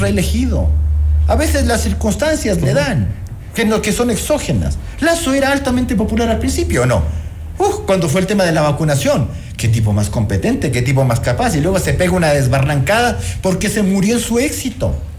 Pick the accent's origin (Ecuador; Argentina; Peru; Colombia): Ecuador; sí somos los ecuatorianos